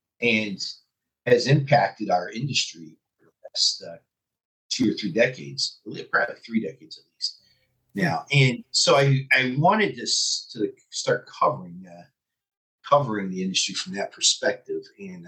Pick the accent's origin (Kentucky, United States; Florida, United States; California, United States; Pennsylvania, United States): Pennsylvania, United States; Philadelphia; moved away as an adult; now in Detroit, United States; I'm a Philly transplant. So I grew up in Philadelphia and been in Detroit now for 32 years.